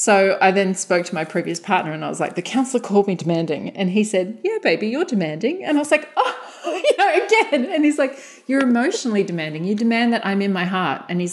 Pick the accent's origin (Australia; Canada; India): Australia; we're Australian